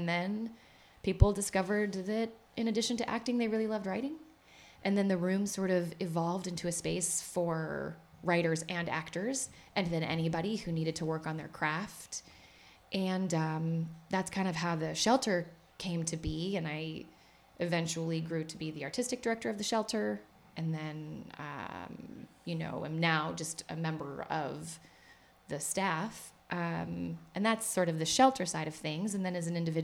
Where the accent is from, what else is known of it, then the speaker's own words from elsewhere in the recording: Missouri, United States; now in New York, United States; I'm from Missouri.